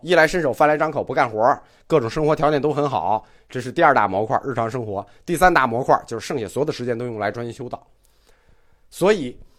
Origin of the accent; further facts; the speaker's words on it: China; 我们中国人爱拜拜很爱啊